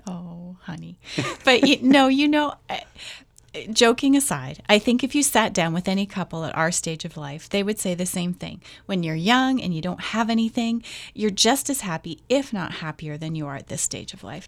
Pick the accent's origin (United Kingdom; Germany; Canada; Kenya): Canada; Not because I'm Canadian